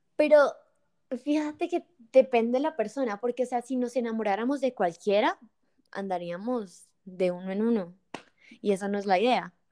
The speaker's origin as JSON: {"language": "Spanish", "town": "Bucaramanga", "region": "Santander", "country": "Colombia", "also_born_or_lived": "Bogotá", "said": "Entonces yo soy de Bucaramanga y en ese momento estaba en Bucaramanga"}